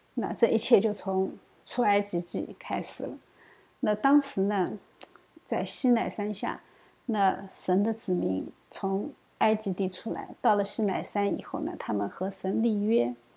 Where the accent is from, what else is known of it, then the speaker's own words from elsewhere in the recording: China; 我们中国人呢，往往不知道俗罪